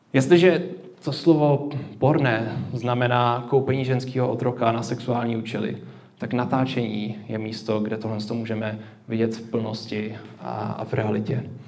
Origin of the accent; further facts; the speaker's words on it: Czechia; My jako Češi